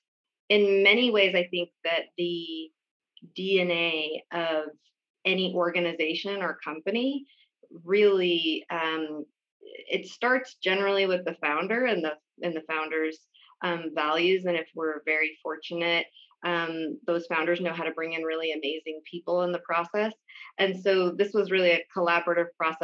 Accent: Oroville, California, United States; I grew up in Oroville, California, which is on the south side

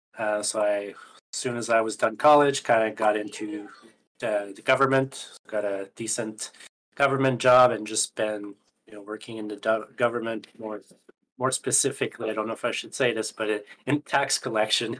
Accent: Canada; I'm Canadian, so from Canada

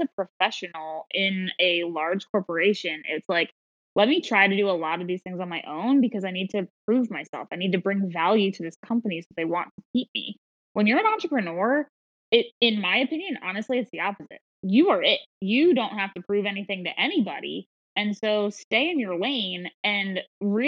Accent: Philadelphia, Pennsylvania, United States; I'm from Philadelphia

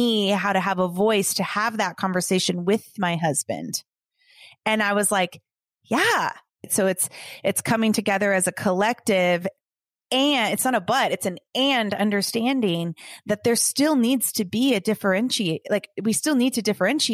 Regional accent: Los Angeles, California, United States; I grew up a dancer in Los Angeles

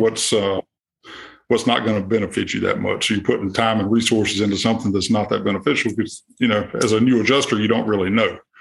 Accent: Monroe, Louisiana, United States; I'm from Monroe, Louisiana, kind of in the northeast part of the state.

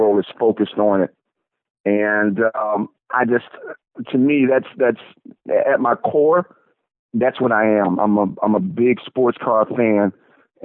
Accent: Daytona Beach, Florida, United States; also born or lived in St. Petersburg, Florida; I was actually born and raised in Daytona Beach

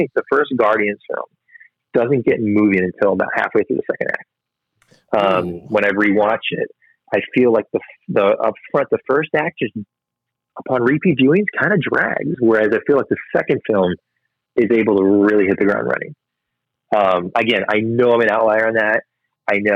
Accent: St. Charles, Missouri, United States; moved away as an adult; also born or lived in St. Louis; now in Florida, United States; my hometown of St. Charles, Missouri.

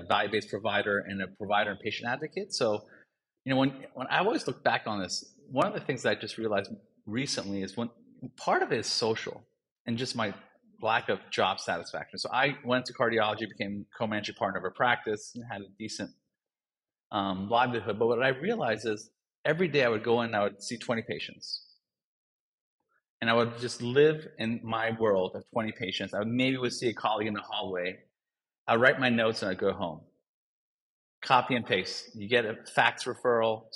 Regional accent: Northern Virginia / D.C. region, United States; I grew up in the Northern Virginia area and the D.C., region

